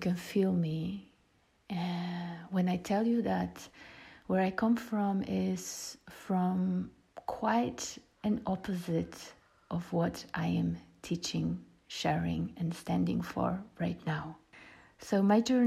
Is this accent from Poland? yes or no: yes; Poland; now in Ibiza, Spain; I was born in Poland when Poland was still a communistic country